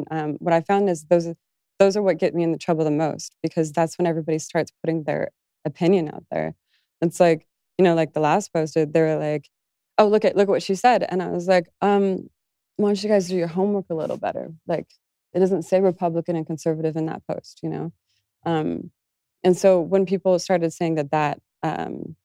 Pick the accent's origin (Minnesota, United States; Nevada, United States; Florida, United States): Nevada, United States; Las Vegas; growing up in Las Vegas